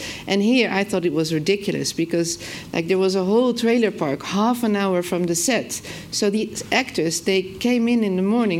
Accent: Netherlands; I'm from the Netherlands

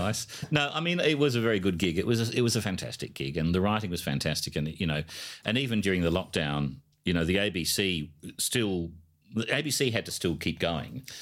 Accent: Adelaide, South Australia, Australia; I come from Adelaide

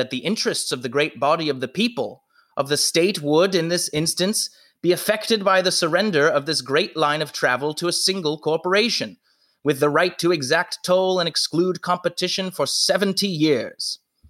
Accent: Maryland, United States; born there; Actually, I was born in Maryland, although I didn't spend much time there.

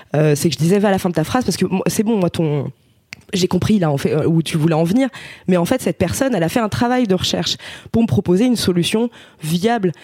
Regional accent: Ardèche, Auvergne-Rhône-Alpes, France; j'étais au lycée en fait parce qu'on vient d'Ardèche tous les deux.

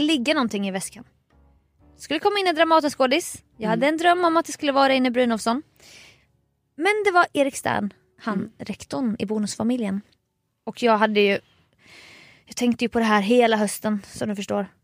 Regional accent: Småland, Sweden; also born or lived in Nässjö; now in Stockholm, Sweden; jag tänkte som smålänning

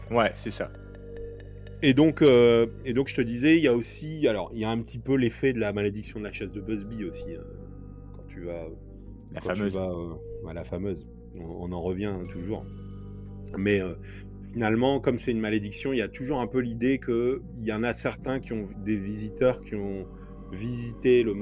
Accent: Nord, Hauts-de-France, France; nous, on vient du Nord

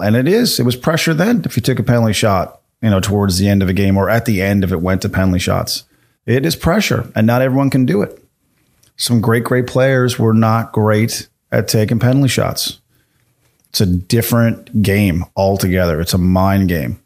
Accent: Canada; as a Canadian comedian

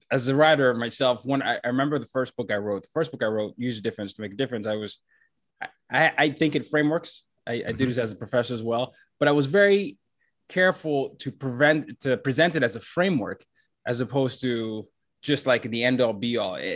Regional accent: Nigeria; So, because I'm Nigerian, we obviously had a lot of British influence, and so my dad was a diplomat. We moved around a lot, and I remember I did my high school in Nigeria

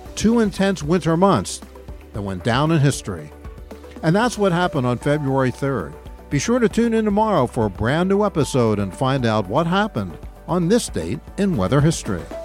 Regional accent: Philadelphia, Pennsylvania, United States; growing up in Philadelphia

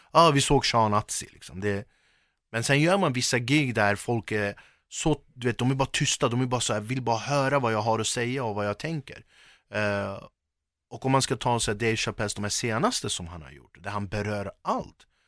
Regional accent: Sweden; jag är verkligen förortskille

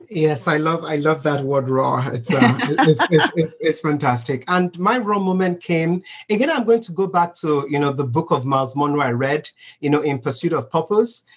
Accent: Nigeria; growing up in Nigeria, a developing country of, you know, right now about 200 million people

